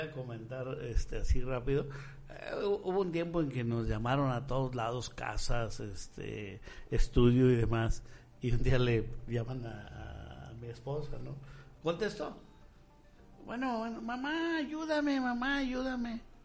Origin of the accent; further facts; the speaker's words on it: Michoacán, Mexico; nuestro estado